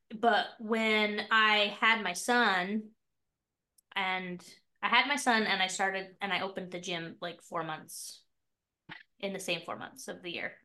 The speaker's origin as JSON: {"language": "English", "region": "Utah", "country": "United States", "also_born_or_lived": "Mapleton, Utah", "said": "I'm from Utah. I live in this little town called Mapleton, Utah."}